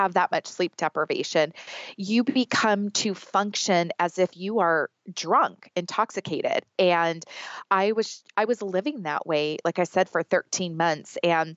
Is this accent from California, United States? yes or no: yes; Southern California, United States; I was born and raised in Southern California. I've never lived anywhere else.